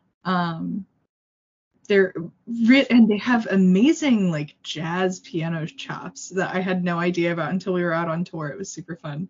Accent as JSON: {"language": "English", "town": "St. Louis", "region": "Missouri", "country": "United States", "moved": "as an adult", "lives_now": "Chicago, United States", "said": "I'm actually from the St. Louis area, but I've been in Chicago for about almost 5 years"}